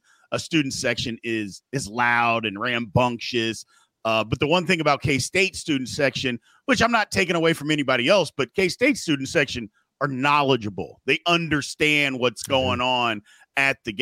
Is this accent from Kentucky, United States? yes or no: yes; Louisville, Kentucky, United States; moved away; I grew up in Louisville.